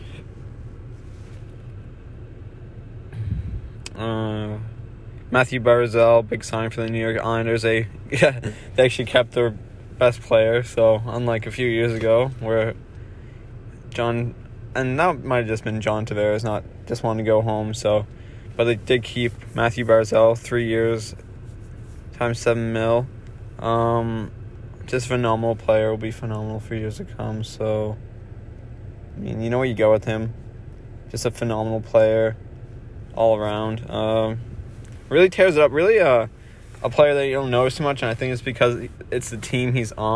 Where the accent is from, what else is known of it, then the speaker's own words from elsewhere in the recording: Canada; I'm a Canadian